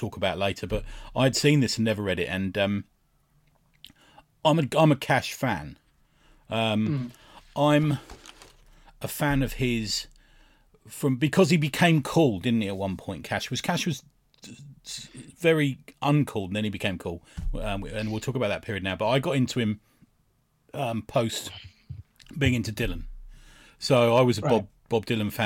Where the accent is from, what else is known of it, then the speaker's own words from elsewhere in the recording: London, United Kingdom; I grew up in West London